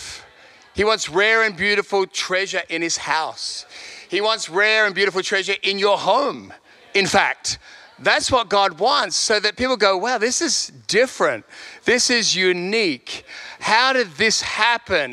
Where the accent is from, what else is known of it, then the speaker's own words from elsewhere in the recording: Sydney, New South Wales, Australia; moved away as an adult; also born or lived in London; now in Perth, Australia; I'm not from Perth, I'm from Sydney, left there when I was 30.